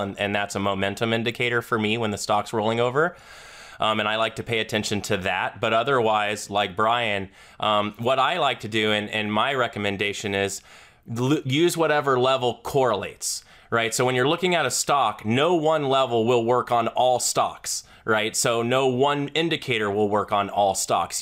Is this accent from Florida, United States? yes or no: yes; Florida, United States; I'm a Southerner from Florida